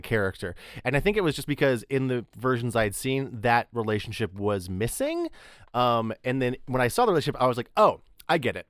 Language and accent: English; near Amarillo, Texas, United States; moved away; nearby my hometown, there was a, a, the big city that, it was Amarillo